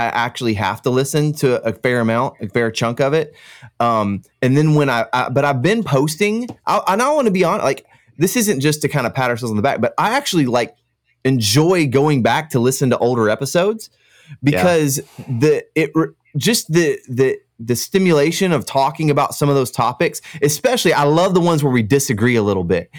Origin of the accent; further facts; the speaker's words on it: Florida, United States; accent: Central Florida; Well, I hope I have a Central Florida accent, which is no accent at all.